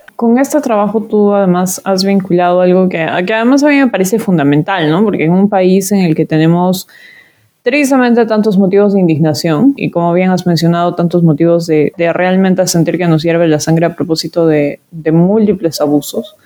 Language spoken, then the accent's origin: Spanish; Cusco, Peru; a mí como cusqueña